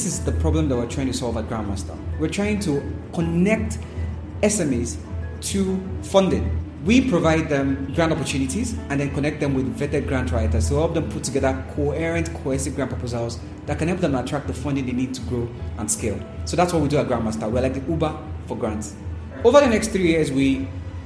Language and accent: English; Nigeria; I'm from Nigeria.